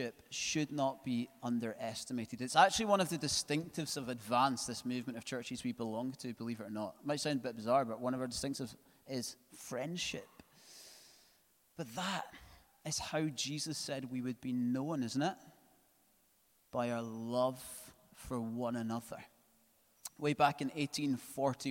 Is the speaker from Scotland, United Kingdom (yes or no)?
yes; Scotland, United Kingdom; because we're Scottish